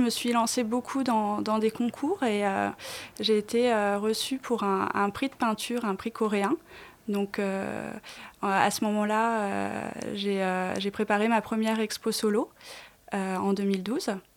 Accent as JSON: {"language": "French", "town": "Clichy", "region": "Île-de-France", "country": "France", "tie": "born or raised there", "said": "j'ai vécu entre euh, la banlieue, donc à Clichy, où je suis toujours, dans le 92"}